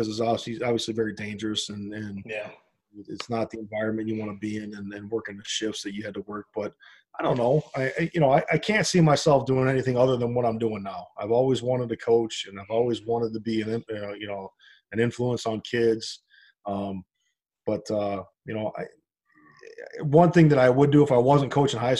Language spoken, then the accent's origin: English; Hobart, Indiana, United States; I live here, and this is my hometown, and this is my school, and this is where my family is